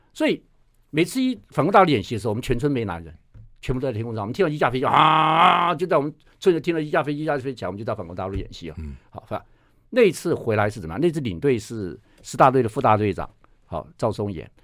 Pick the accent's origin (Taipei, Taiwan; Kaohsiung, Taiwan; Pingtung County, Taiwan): Pingtung County, Taiwan; 因为我在那环境里面长大